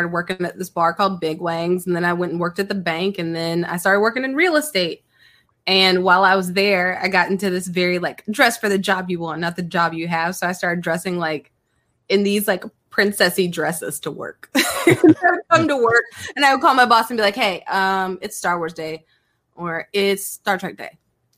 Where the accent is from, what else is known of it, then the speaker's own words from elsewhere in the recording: California, United States; born there; So first of all, I'm originally from California, like where I was born was in California, but I'm an Army brat.